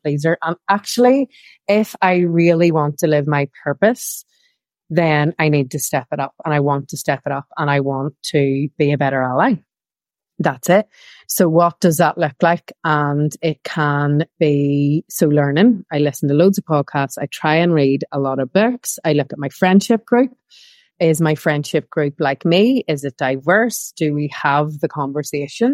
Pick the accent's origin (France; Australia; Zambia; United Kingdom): United Kingdom; Belfast, Northern Ireland; moved away as an adult; I grew up in Northern Ireland, in Belfast, during the Troubles.